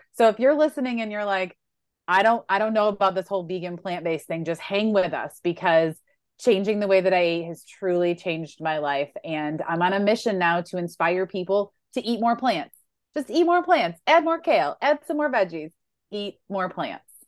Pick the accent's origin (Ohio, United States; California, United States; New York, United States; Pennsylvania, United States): New York, United States; Western; I grew up in Western New York